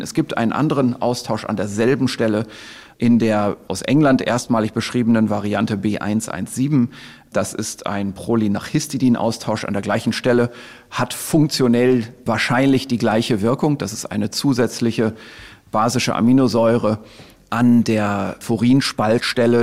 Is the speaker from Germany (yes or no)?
yes; Germany; bei uns in Deutschland